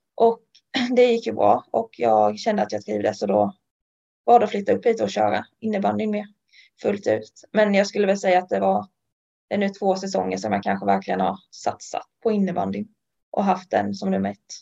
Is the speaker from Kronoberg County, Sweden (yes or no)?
yes; Ljungby, Kronoberg County, Sweden; moved away as an adult; Ljungby, där jag kommer från